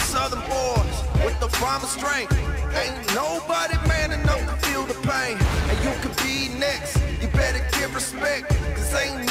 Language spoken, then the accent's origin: English; England, United Kingdom; I am English, I am British